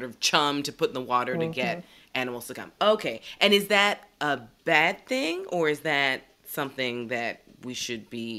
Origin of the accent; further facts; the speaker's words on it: Philadelphia, Pennsylvania, United States; now in New York, United States; growing up in Philadelphia, there was the PDR, the Philadelphia Department of Recreation